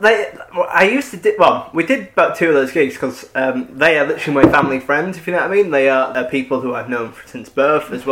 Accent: Yorkshire and the Humber, United Kingdom; I'm from North Yorkshire

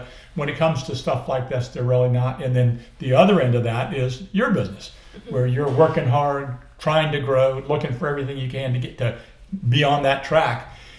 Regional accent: Colonial Beach, Virginia, United States; So I'm literally from Colonial Beach, which is all the way on the other side of the state, on the near Fredericksburg on the Potomac River

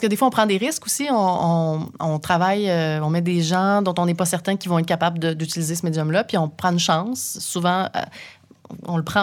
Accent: Saint-Eustache, Quebec, Canada; j'ai grandi à Saint-Eustache

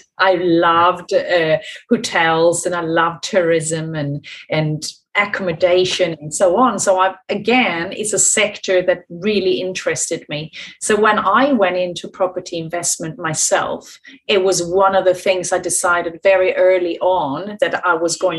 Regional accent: Sweden; moved away as an adult; now in United Kingdom; I'm from Sweden originally. I came to this country many, many years ago, in 95 actually

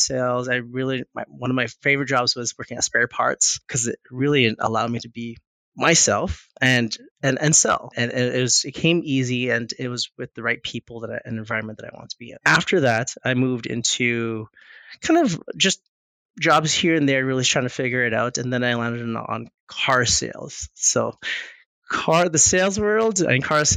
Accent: Winnipeg, Manitoba, Canada; now in Calgary, Canada; I was born in Winnipeg, actually. Born in Winnipeg, I moved here in 99

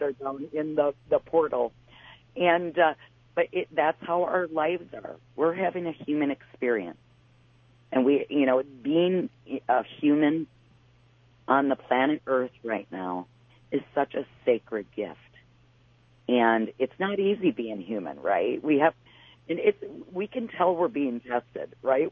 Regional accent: Wisconsin, United States; I'm from Wisconsin

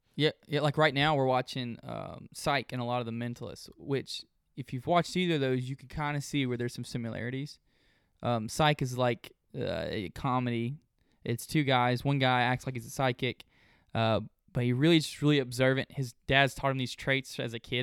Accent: Olive Branch, Mississippi, United States; also born or lived in Memphis, Tennessee / Corinth, Mississippi; I was born in Memphis. I lived in the Olive Branch area, South Haven area, until I was about 13, and then we moved to Corinth

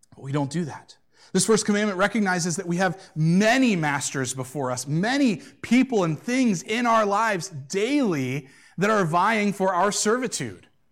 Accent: United States; as American Christians

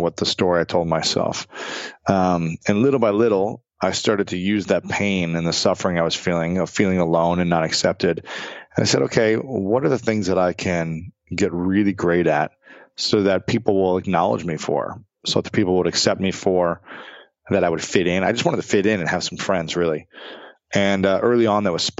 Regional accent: United States; I sound like just like a lame American when I try.

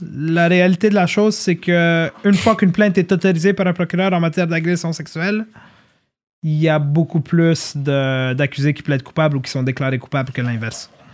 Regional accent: Montreal, Quebec, Canada; also born or lived in Laval; j'ai grandi à Ville-Saint-Laurent, j'ai grandi à Laval-des-Rapides

